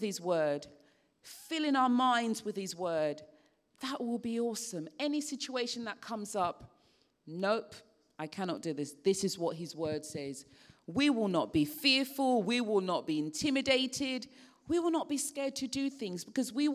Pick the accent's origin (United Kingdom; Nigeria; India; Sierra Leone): Sierra Leone; I remember growing up in Sierra Leone